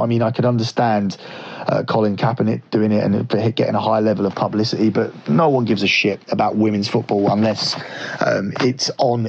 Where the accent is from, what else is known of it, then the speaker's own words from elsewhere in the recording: England, United Kingdom; Obviously, I should want England to win this because I am from England and I very much dislike the US team.